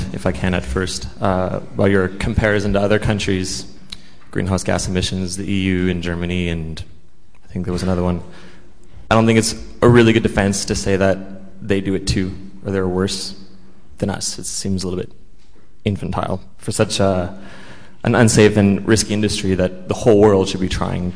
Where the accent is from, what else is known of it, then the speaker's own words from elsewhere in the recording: Canada; I'm from Canada as well